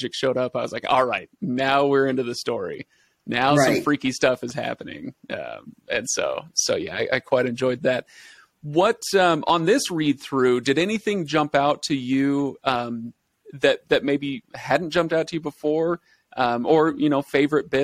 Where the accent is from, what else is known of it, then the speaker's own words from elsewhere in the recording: Washington, United States; moved away; also born or lived in Utah; I grew up in Washington State